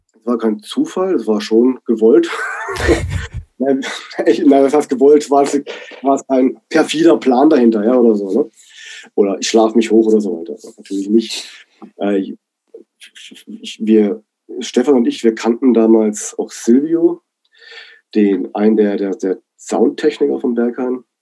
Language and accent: German; Black Forest, Baden-Württemberg, Germany; moved away as an adult; also born or lived in Berlin; Ich bin ja gebürtiger Schwarzwälder, ja, im Dorf aufgewachsen